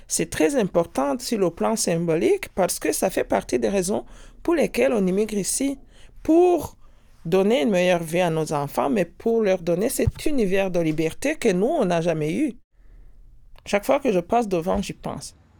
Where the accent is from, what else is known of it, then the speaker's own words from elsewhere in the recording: Rwanda; moved away as an adult; now in Quebec, Canada; Je suis née au Rwanda et j'ai vécu au Rwanda jusqu'à 35 ans